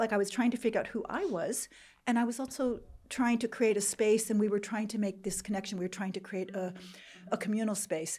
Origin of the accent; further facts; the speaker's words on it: Jordan; first language English; moved away as an adult; also born or lived in Iowa, United States / Beirut, Lebanon / United States; I grew up in Jordan